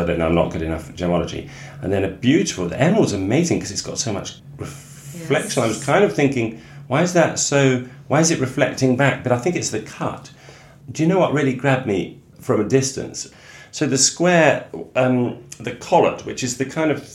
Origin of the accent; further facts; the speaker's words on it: Suffolk, East of England, United Kingdom; I'm from Suffolk